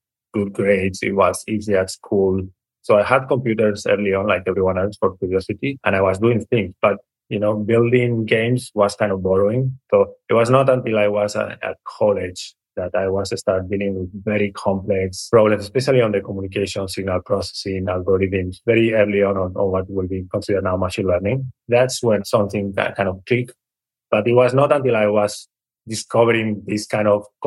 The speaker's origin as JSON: {"language": "English", "town": "Barcelona", "region": "Catalonia", "country": "Spain", "tie": "born or raised there", "moved": "yes", "lives_now": "California, United States", "said": "I was privileged to have the opportunity to grow up in Barcelona"}